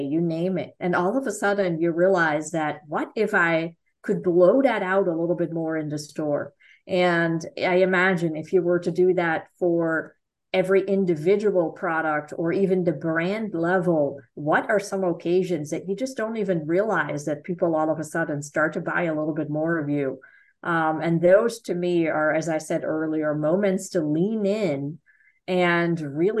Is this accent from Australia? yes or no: no; Netherlands; moved away as an adult; also born or lived in Florida / Kentucky; now in United States; I am from the Netherlands